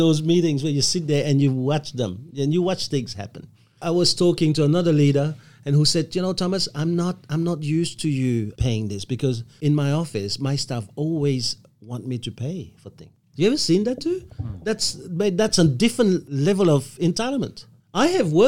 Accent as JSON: {"language": "English", "country": "Belgium", "moved": "yes", "lives_now": "Australia", "said": "I come from Belgium"}